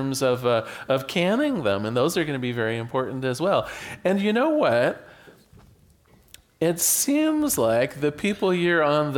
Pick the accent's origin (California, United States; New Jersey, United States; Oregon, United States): Oregon, United States; Newport; I was born here in Newport, Oregon.